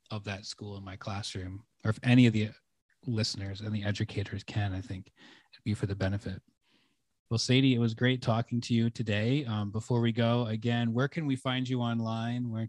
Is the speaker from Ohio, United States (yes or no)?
no; Michigan, United States; I'm from Michigan.